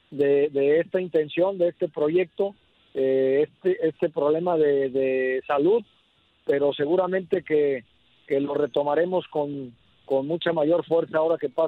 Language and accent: Spanish; Colima, Mexico; también acá en mi tierra, en Colima, que es donde ando